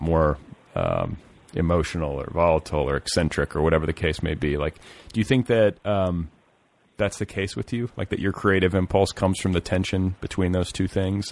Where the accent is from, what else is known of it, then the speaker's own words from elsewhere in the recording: Midwest, United States; also born or lived in Milwaukee, Wisconsin / Indianapolis, Indiana; I was raised in the Midwest, Catholic